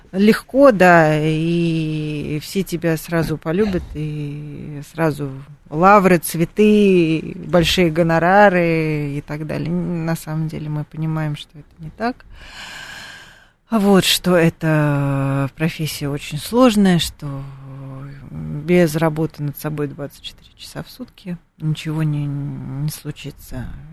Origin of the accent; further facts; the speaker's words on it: Moscow, Russia; мы, москвичи